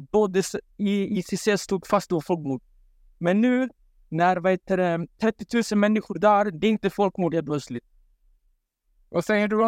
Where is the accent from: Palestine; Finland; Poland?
Palestine; Eh, ja, jag är halvt palestinier. Ja.